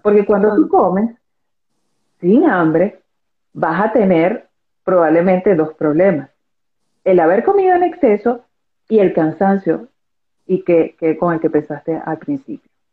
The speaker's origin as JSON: {"language": "Spanish", "country": "Venezuela", "said": "soy venezolana"}